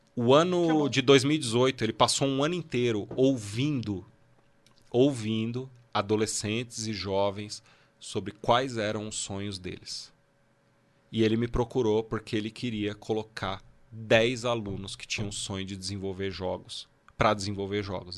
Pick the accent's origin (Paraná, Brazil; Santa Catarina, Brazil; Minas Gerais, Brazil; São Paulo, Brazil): São Paulo, Brazil; Guarulhos; eu nasci em Guarulhos